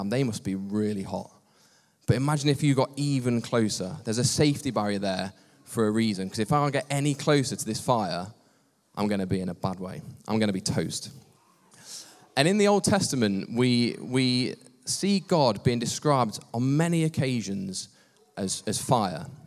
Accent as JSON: {"language": "English", "town": "Long Eaton", "region": "East Midlands", "country": "United Kingdom", "tie": "born or raised there", "said": "I grew up in Long Eaton. I've lived the majority of my life in Long Eaton"}